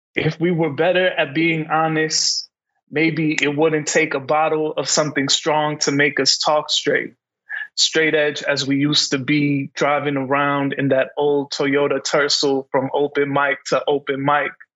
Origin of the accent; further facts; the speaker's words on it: Calumet City, Illinois, United States; I grew up in Calumet City